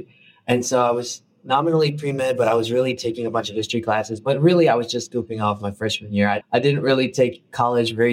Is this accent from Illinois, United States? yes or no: yes; Chicago, Illinois, United States; I grew up in a undocumented immigrant Filipino family in Chicago